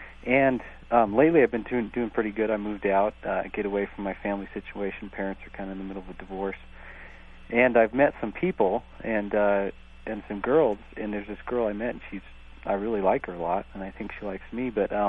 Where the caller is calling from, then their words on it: Bountiful, Utah, United States; I'm calling from Bountiful, Utah.